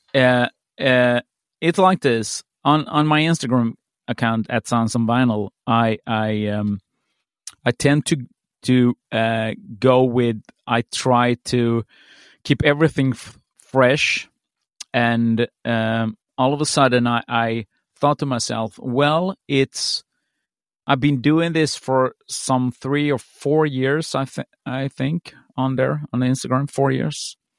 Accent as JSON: {"language": "English", "country": "Sweden", "tie": "born or raised there", "said": "when I was growing up in Sweden"}